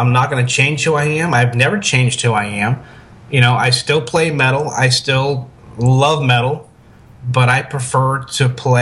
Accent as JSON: {"language": "English", "town": "Tampa", "region": "Florida", "country": "United States", "tie": "born or raised there", "said": "early days of being here in Tampa, growing up in Tampa"}